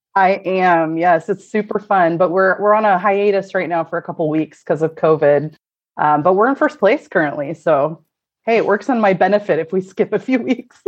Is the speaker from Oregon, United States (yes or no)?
yes; Corvallis, Oregon, United States; moved away as an adult; now in Portland, United States; I'm actually from what we call the Valley, which is uh, Corvallis, so uh, where Oregon State University is. So mm-hmm. I was born and raised there